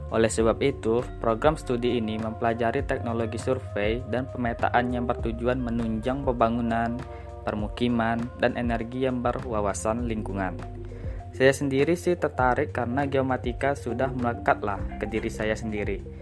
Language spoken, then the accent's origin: Indonesian; Pekanbaru, Riau, Indonesia; Halo teman-teman, perkenalkan dulu … saya dari Pekanbaru.